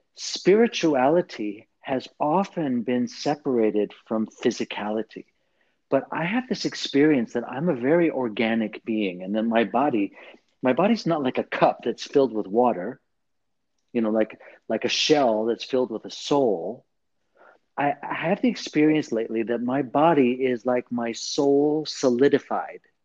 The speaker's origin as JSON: {"language": "English", "region": "Southern California", "country": "United States", "tie": "born or raised there", "said": "the culture where I was raised in Southern California, in in a Catholic, mostly Latino barrio kind of community"}